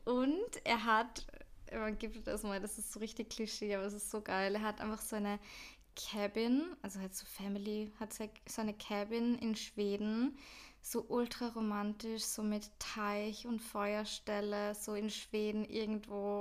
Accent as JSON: {"language": "German", "country": "Austria", "lives_now": "Vienna, Austria", "said": "in Österreich oder irgendwie bei uns in Europa"}